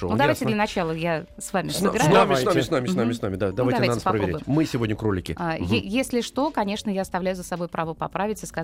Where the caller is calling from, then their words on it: Kaluga, Kaluga Oblast, Russia; Мне 10 лет, и я из Калуги.